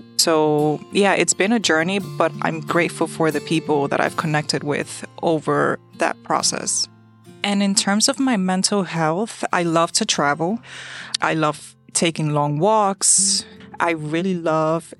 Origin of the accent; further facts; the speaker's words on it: New York City, New York, United States; I was born and raised in New York City